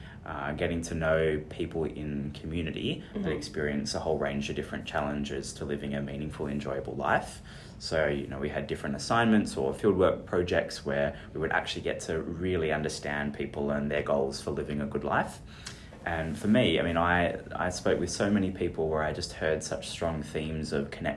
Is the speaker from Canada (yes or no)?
no; Perth, Western Australia, Australia; I'm a Perth local. I'm from Perth. I love Perth.